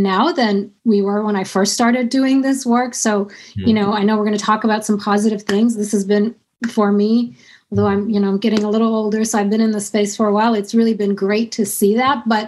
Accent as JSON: {"language": "English", "country": "United States", "said": "That's not the kind of American I am"}